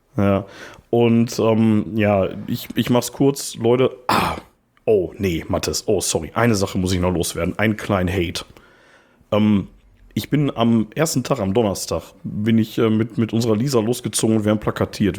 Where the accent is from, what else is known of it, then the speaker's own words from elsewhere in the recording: Ruhr area, North Rhine-Westphalia, Germany; wir kommen auch aus dem Ruhrpott